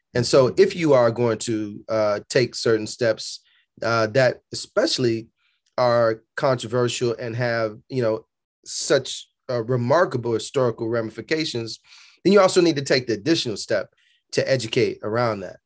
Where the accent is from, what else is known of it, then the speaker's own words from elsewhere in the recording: Chicago, Illinois, United States; born and raised on Berean, at Berean Baptist Church on the south side of Chicago